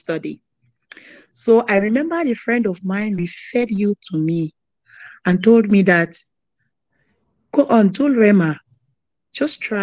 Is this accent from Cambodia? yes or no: no; Cameroon; now in Greensboro, United States; I'm from Cameroon, international student.